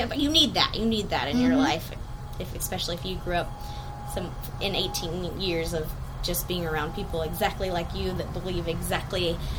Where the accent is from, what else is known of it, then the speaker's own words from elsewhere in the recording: Iowa Park, Texas, United States; now in Fort Worth, United States; I'm from Iowa Park.